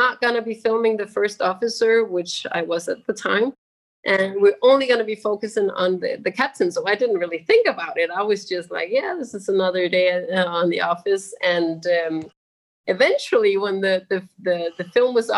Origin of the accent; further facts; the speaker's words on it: Denmark; moved away; also born or lived in Maldives; I'm from Denmark, and in Europe we have these gray, long, rainy days